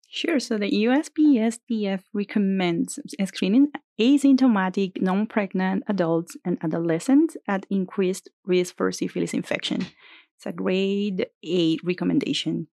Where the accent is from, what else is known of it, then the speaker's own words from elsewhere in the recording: Venezuela; moved away as an adult; now in Bakersfield, United States; I grew up in Venezuela, and I did med school in my country